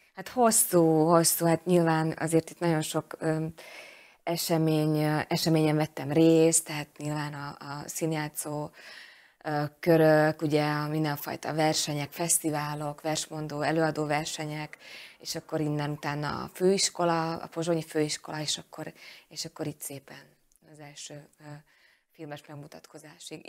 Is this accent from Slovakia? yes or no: yes; Fiľakovo, Banská Bystrica Region, Slovakia; Úgyhogy én ezt mind-mind itt, itt, itt kaptam, és, és ebben nevelkedtem